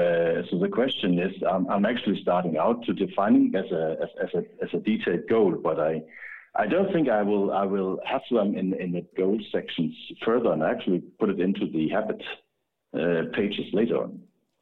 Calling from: Denmark; I'm actually calling from Denmark.

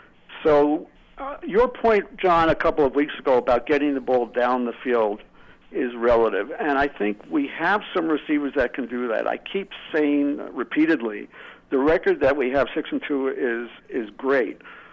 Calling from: New Mexico, United States; I think it's me … from New Mexico.

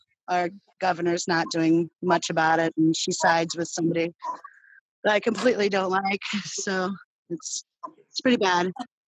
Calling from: Iowa, United States; Right outside of Iowa City, about 20 miles west towards Des Moines.

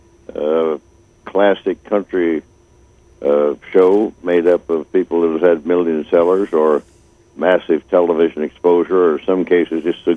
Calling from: Missouri, United States

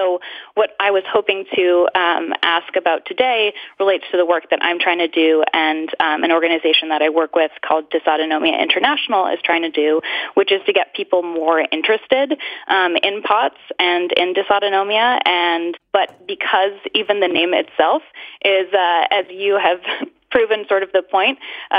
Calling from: Ipswich, Massachusetts, United States; I'm calling from Ipswich, Massachusetts.

